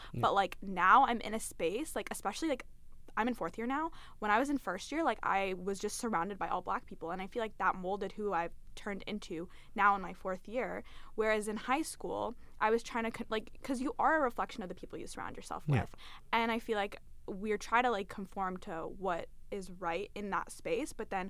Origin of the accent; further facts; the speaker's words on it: London, United Kingdom; I grew up in London. I went to a primarily, like, white elementary school.